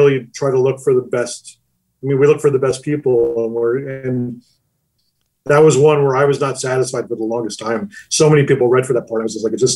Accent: New Jersey, United States; I'm from New Jersey

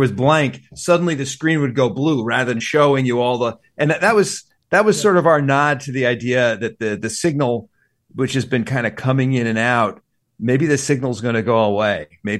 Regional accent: New York, United States; moved away; New York is my hometown.

